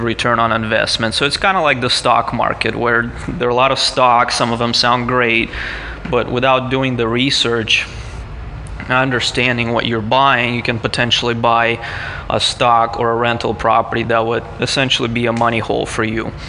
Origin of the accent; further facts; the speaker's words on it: Moscow, Russia; now in San Diego, United States; I'm actually originally from Moscow, Russia